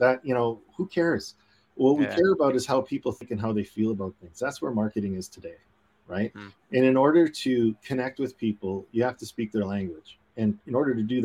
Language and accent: English; Canada; being Canadian